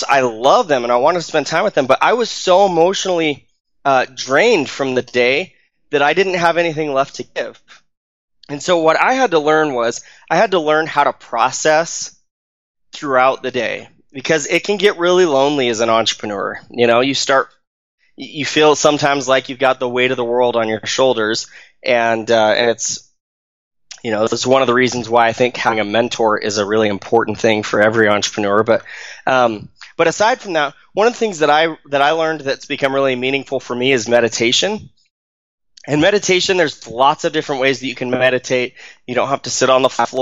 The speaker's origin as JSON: {"language": "English", "region": "Arizona", "country": "United States", "tie": "born or raised there", "moved": "yes", "lives_now": "Utah, United States", "said": "I grew up in Arizona. I live in Utah now"}